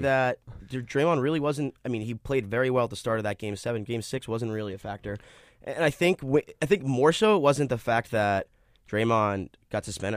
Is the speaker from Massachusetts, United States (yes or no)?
yes; Boston, Massachusetts, United States; now in New York, United States; I'm from Boston